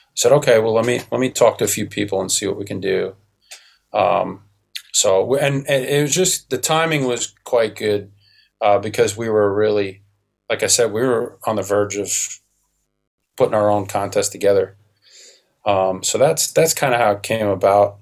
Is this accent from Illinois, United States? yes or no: no; New York, United States; moved away as an adult; now in Michigan, United States; I'm from New York. I belong in New York